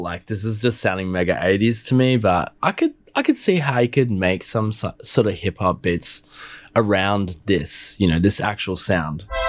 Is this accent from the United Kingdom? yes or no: no; Australia; I'm Australian